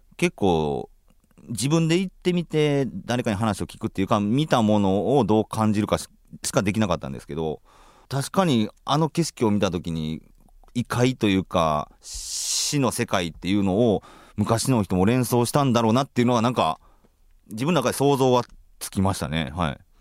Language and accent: Japanese; Kansai, Japan; 僕は関西出身ですけど、はい、関西出身